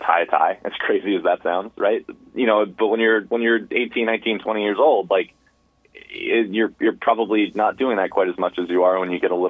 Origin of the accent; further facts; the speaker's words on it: United States; growing up in the United States